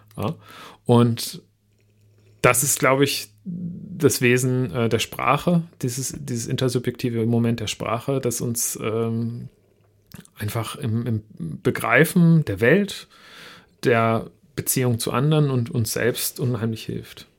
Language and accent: German; Northern Germany, Germany; Ich komme ähm, aus Norddeutschland und da ist Schweigen Einverständnis